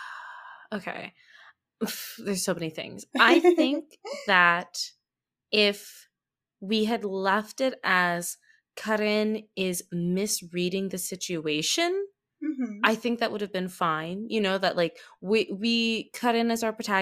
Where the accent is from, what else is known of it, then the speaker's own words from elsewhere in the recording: United States; accent: American; I'm specifically an American too, if you can't tell from the accent.